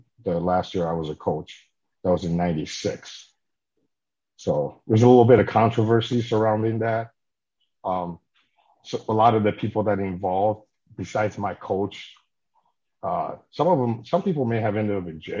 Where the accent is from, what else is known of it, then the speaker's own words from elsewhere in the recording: Minnesota, United States; I grew up in Minnesota. That's where my family moved to.